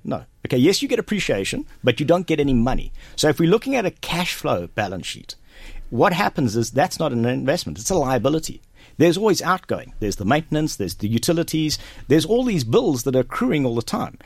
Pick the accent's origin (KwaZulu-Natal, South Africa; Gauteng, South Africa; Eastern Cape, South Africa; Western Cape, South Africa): KwaZulu-Natal, South Africa; Durban; moved away as an adult; also born or lived in Johannesburg, South Africa; now in Kells, Ireland; I grew up in South Africa, been there for 42 years. Um, I was born and raised there in Durban